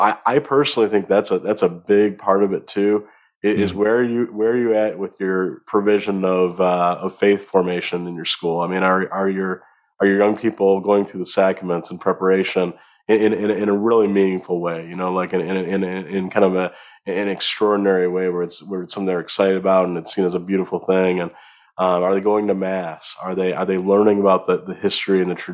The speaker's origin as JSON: {"language": "English", "town": "Bloomfield Township", "region": "Michigan", "country": "United States", "tie": "born or raised there", "also_born_or_lived": "Florida", "moved": "as an adult", "lives_now": "Pennsylvania, United States", "said": "I grew up outside Detroit"}